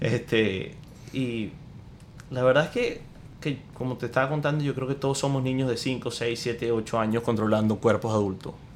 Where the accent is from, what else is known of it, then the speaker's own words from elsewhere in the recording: Maracaibo, Zulia, Venezuela; now in United States; yo soy de Maracaibo, de Venezuela. Eh, nací en Estados Unidos.